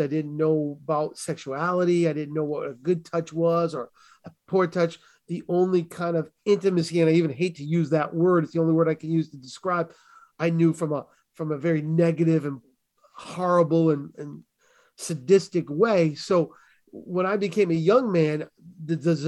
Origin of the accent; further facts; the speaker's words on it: New England, United States; I grew up in New England, which is primarily Roman Catholic